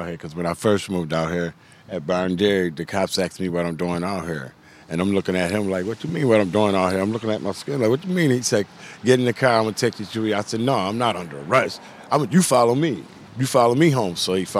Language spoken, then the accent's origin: English; Utica, New York, United States; moved away as an adult; now in Whitesboro, United States; Utica, New York. I live in Whitesboro.